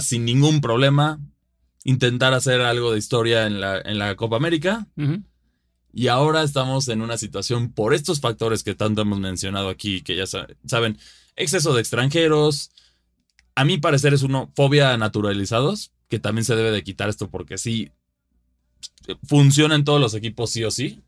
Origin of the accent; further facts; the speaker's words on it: Mexico; sea mexicano